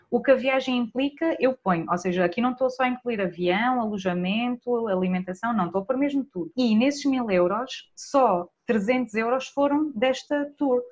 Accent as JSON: {"language": "Portuguese", "town": "Vila Real de Santo António", "region": "Algarve", "country": "Portugal", "said": "eu sou de Vila Real de Santo António"}